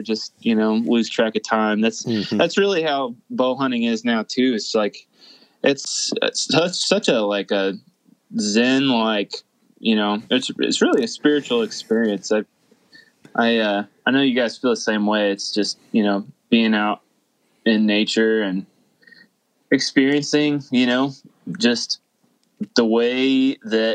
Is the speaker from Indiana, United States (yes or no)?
yes; Indiana, United States; moved away as an adult; now in Wisconsin, United States; I grew up in Indiana and lived in the country